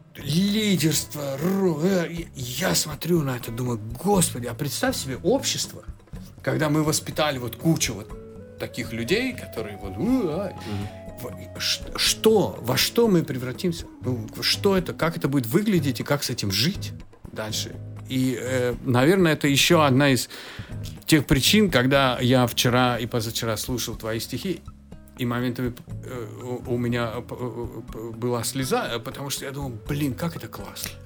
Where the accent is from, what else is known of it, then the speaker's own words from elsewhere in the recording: Georgia; moved away; я как человек с Кавказа, особенно с Грузии